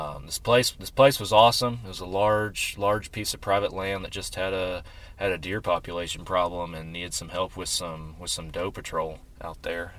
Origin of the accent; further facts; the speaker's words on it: Texas, United States; we're from Texas. Yeah. We we've we've grown up here and hunted here most of our lives.